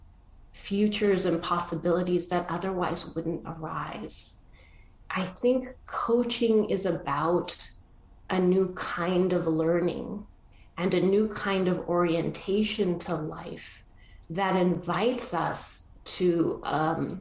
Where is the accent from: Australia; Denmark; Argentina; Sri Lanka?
Argentina; I was born in Argentina